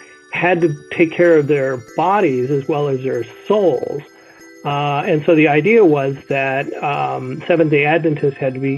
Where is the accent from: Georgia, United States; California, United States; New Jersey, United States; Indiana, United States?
California, United States; now in Kalamazoo, United States; I'm originally from California, and before moving out here, I knew very little about the Midwest